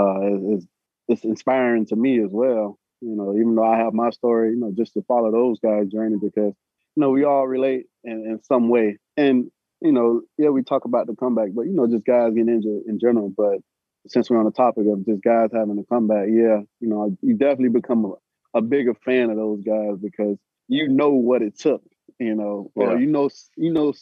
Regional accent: South Florida, United States; I'm from South Florida

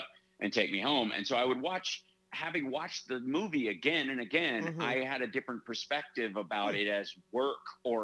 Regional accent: Kentucky, United States; moved away; also born or lived in Chicago; when I grew up in Kentucky, I had kind of a 1940s Woody Allen lifestyle.

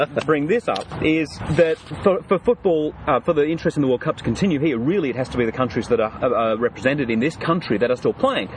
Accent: England, United Kingdom; now in Brisbane, Australia; I was born in the United Kingdom. I was born in England

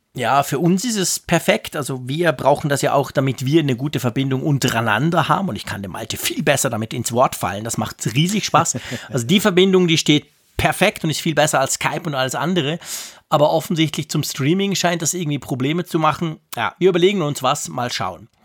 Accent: Switzerland; als Schweizer

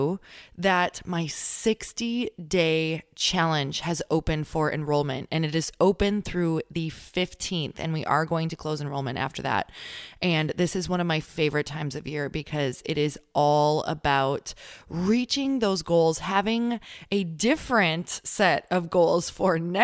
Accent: Midwest, United States; now in California, United States; I am from the Midwest

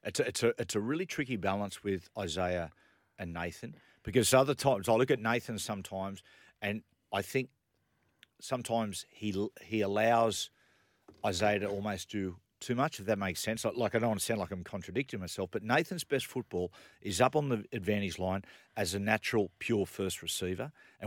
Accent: Newcastle, New South Wales, Australia; now in Collaroy, Australia; I'm from Newcastle.

